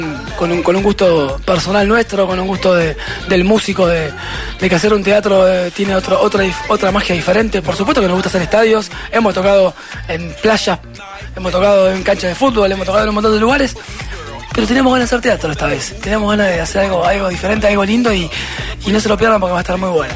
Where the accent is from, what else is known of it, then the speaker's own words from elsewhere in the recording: La Plata, Buenos Aires Province, Argentina; Nosotros somos de La Plata